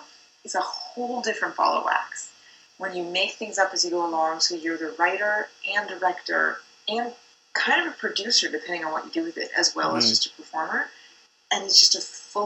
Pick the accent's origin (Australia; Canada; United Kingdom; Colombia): Canada; That's what's like being Canadian. We're not New York or Hollywood